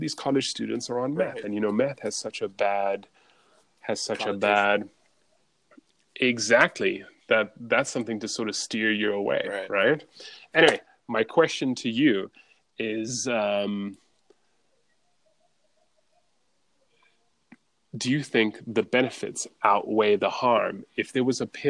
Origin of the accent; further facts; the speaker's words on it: Scotland, United Kingdom; I was born in Scotland